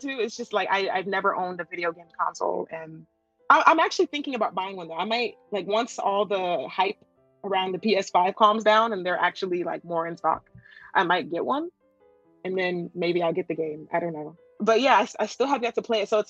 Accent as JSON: {"language": "English", "country": "Japan", "second_language": "English", "said": "it's a dream of mine to perform in my home country."}